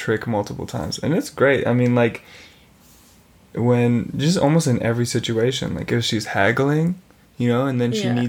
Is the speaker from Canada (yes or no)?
yes; Vancouver, British Columbia, Canada; I'm growing up in Vancouver. I'm going to school in Vancouver.